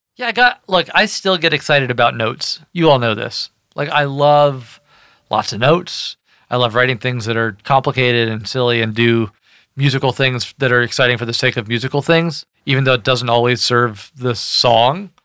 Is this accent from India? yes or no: no; Kentucky, United States; moved away as an adult; also born or lived in Washington, D.C.; I was raised in Kentucky